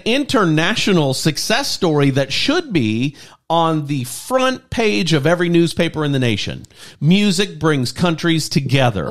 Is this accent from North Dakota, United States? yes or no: no; Lafayette, Louisiana, United States; six miles out of my hometown, Lafayette, Louisiana